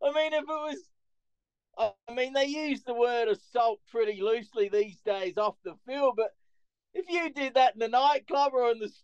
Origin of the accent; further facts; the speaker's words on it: Roseworthy, near the Barossa Valley, South Australia, Australia; moved away as an adult; also born or lived in Calgary, Canada / Ottawa, Canada; now in Canada; I grew up next to his farm. I grew up in Rosebery and the area next door is the Brossa Valley